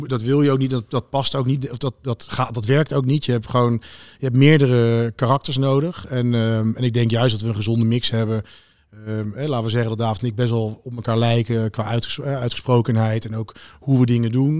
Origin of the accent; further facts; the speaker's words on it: Wassenaar, South Holland, Netherlands; ik ben opgegroeid in Wassenaar